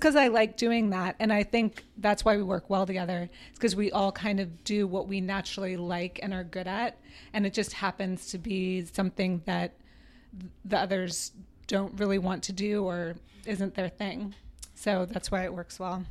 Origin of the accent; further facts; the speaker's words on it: New Orleans, Louisiana, United States; also born or lived in Boston, Massachusetts; now in Richmond, United States; I grew up in New Orleans